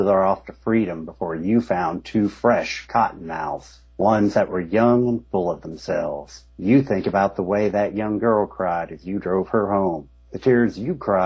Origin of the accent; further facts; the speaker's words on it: United States; I come from, I grew up in Eastern Kentucky, Southern West Virginia